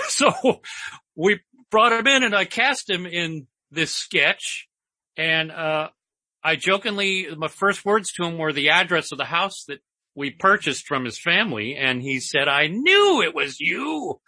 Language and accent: English; Seattle, Washington, United States; moved away as an adult; also born or lived in Hollywood; Grew up in a middle class family in West Seattle